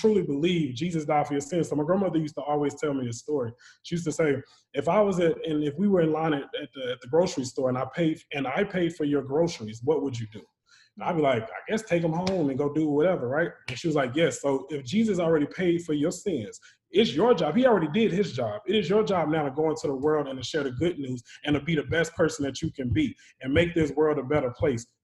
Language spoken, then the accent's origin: English; Charlotte, North Carolina, United States; When I was younger, I was raised in Charlotte, North Carolina. So born and raised there